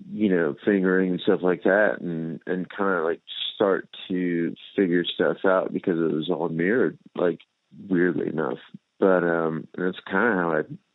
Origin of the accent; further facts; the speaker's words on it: Miami, Florida, United States; I grew up in Miami, Florida